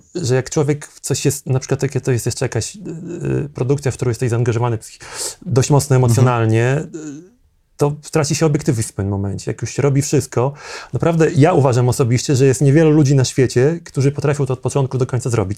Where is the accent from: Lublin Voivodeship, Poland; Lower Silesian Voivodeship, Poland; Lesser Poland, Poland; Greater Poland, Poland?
Lublin Voivodeship, Poland; Zamość; now in Warsaw, Poland; jestem z małego miasta pochodzę, z mhm. Zamościa, jak przyjechałem do Warszawy dawno temu